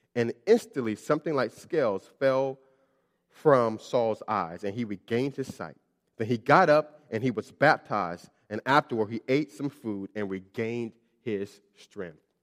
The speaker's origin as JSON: {"language": "English", "town": "Miami", "region": "Florida", "country": "United States", "tie": "born or raised there", "moved": "as an adult", "said": "I'm from Miami, Florida, and, uh, I was born in, was born in Miami, Florida, and I lived there up until I left for college"}